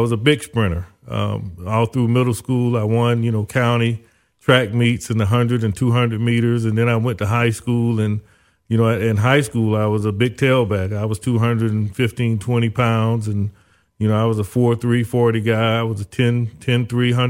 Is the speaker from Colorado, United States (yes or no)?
no; Zellwood, Florida, United States; moved away as an adult; also born or lived in Orlando, Florida / Tallahassee, Florida / Miami, Florida; my parents lived in a little small town called Zellwood. Very few people there. It was a community that was a migrant community known for farming. One of the things that Zellwood, Florida, was famous for was corn. We had a corn festival every May that people would come from all over the country to come be a part of. So I grew up there in that area.